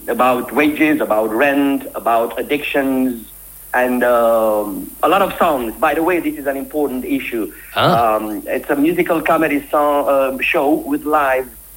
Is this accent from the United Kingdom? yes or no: no; Romania; I'm coming from Romania.